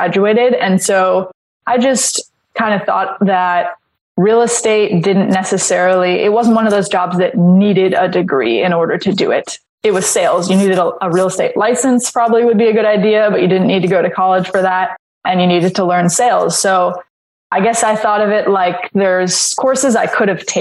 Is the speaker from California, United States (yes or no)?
yes; Los Angeles, California, United States; We grew up in Los Angeles